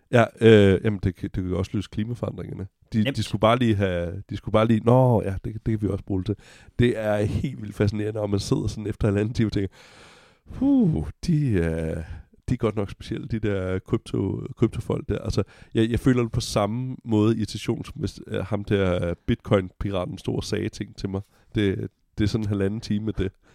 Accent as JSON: {"language": "Danish", "country": "Denmark"}